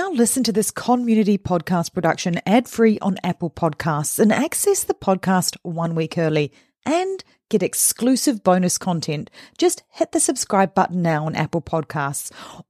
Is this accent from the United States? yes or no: no; Christchurch, Canterbury, New Zealand; We're going back to my home country for a local case, the Christchurch massacre. Now, it's something that I know because it was happening in my old backyard